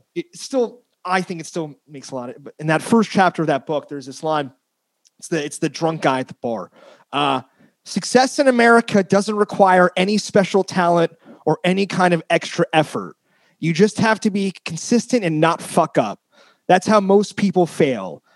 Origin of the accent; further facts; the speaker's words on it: United States; now in San Francisco, United States; I grew up in North Jersey, Queens